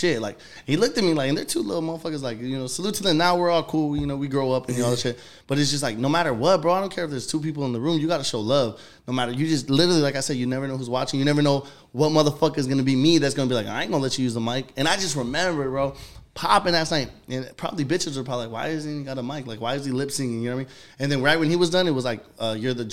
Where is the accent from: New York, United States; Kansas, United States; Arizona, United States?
Arizona, United States; Phoenix; I'm from Phoenix, Arizona